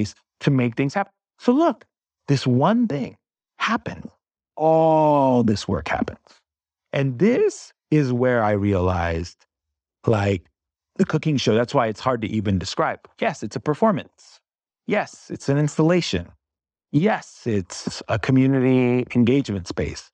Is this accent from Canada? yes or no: no; Bay Area, California, United States; first language English; growing up in the Bay Area